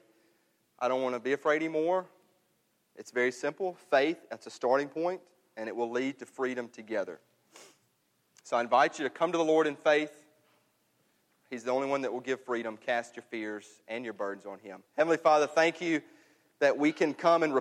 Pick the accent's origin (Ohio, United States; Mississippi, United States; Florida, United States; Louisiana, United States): Mississippi, United States; New Albany; moved away; I'm up in my hometown in New Albany